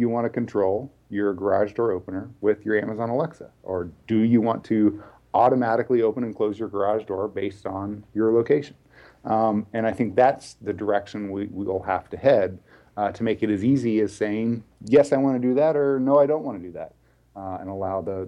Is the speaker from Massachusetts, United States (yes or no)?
no; Texas, United States; now in Bay Area, United States; I'm originally from Texas.